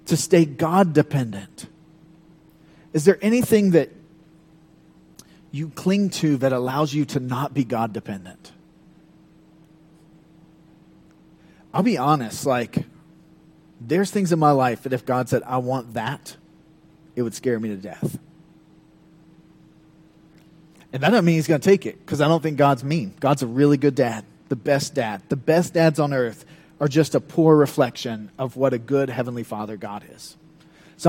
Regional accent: Georgia, United States; moved away as an adult; now in South Carolina, United States; I'm from Georgia

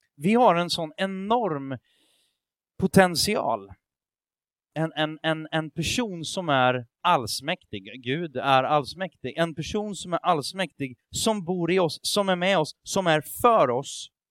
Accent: Sweden; jag tänker som svensk

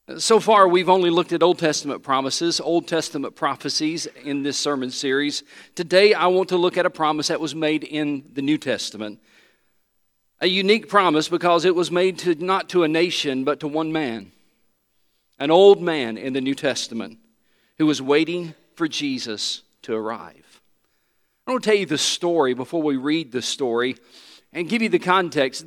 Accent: Johnson City, Tennessee, United States; I grew up in Johnson City, Tennessee

